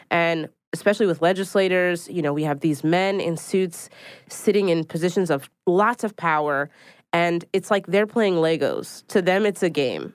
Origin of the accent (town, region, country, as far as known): Philadelphia, Pennsylvania, United States; now in New York City, United States